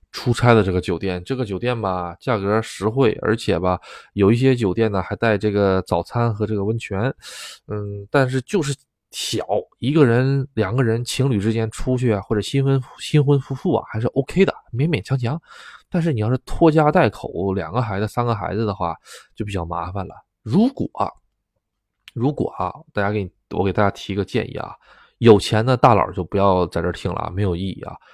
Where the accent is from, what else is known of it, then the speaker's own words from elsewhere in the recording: China; now in Japan; 就我一个中国人